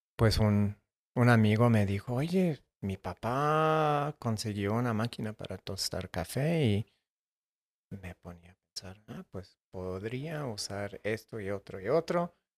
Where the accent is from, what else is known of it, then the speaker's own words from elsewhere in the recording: Tucson, Arizona, United States; yo crecí en Tucson, Arizona